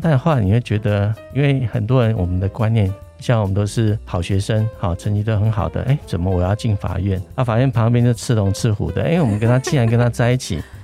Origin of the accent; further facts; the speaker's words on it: a small village below Sun Moon Lake, Nantou County, Taiwan; moved away; 我是在日月潭山下的 的一个小村庄出生